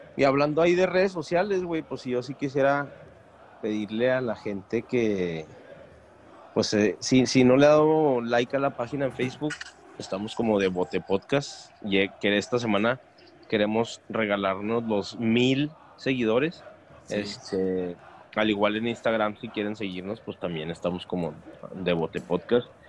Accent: Mexico; como mexicanos

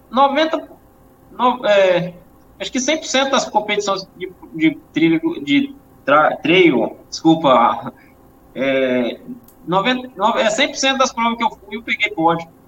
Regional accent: Bahia, Brazil; eu vim do interior da Bahia, e lá no interior era, é um lugar que.

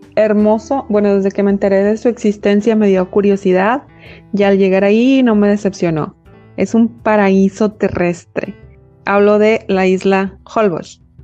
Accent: Mexico

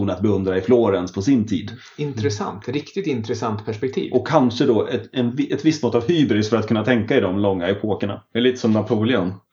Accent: Smedjebacken, Dalarna County, Sweden; Oj, det är då hemma i Dalarna i Smedjebacken.

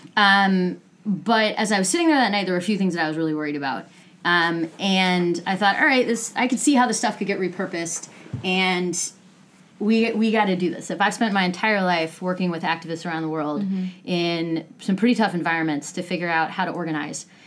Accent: United States; as an American

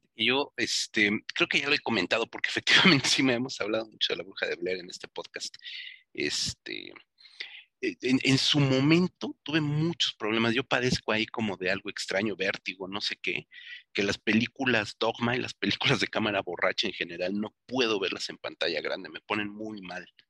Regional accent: Mexico; Para los que somos mexicanos

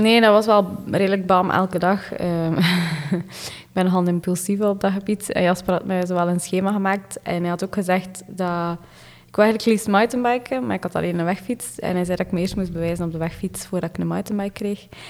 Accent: East Flanders, Belgium; Ik ben afkomstig van Oost-Vlaanderen

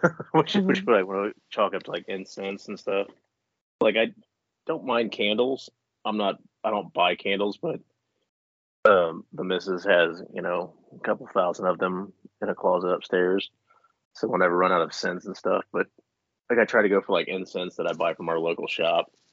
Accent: Mansfield, Ohio, United States; I'm from here. They all migrated to Mansfield, so that's where they met and made me. So I'm a Buck Billy is what they used to call me when I was a kid because they're all hillbillies and I'm a Buckeye

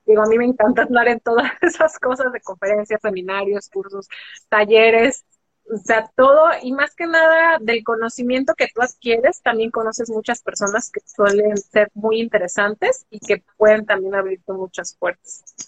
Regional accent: Guadalajara, Jalisco, Mexico; yo soy de México, este, nací en Guadalajara, Jalisco, soy tapatía

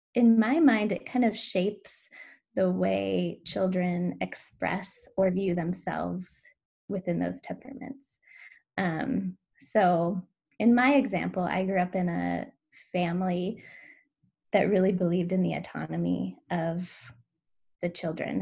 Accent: Washington, United States; now in Oregon, United States; I grew up in Washington

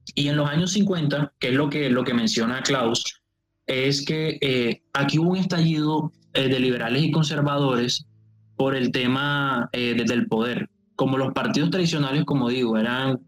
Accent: Colombian Caribbean coast, Colombia; un cartagenero, o sea, costeño, más o menos así como yo

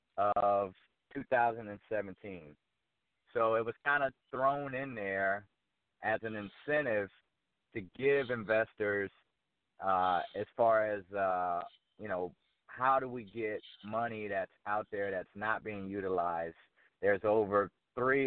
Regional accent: Fort Myers, Florida, United States; moved away as an adult; also born or lived in New York; now in Atlanta, United States; I'm from Fort Myers, Florida. I grew up there. I left when I went off to New York to go to West Point

